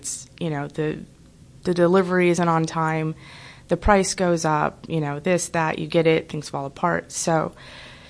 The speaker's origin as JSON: {"language": "English", "region": "Minnesota", "country": "United States", "tie": "born or raised there", "moved": "yes", "lives_now": "Los Angeles, United States", "said": "I grew up in Minnesota"}